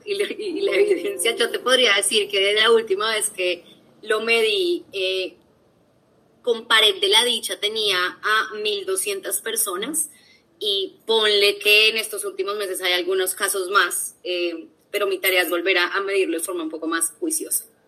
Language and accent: Spanish; Bogotá, Colombia; also born or lived in London; bogotana, he estado trabajando en recursos humanos los últimos siete años eh, de mi vida laboral. Estudié tanto el colegio como la universidad